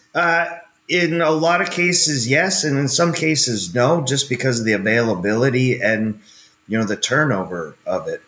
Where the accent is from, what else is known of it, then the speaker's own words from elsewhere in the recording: Canada; moved away as an adult; also born or lived in West Texas; I grew up in Canada on a farm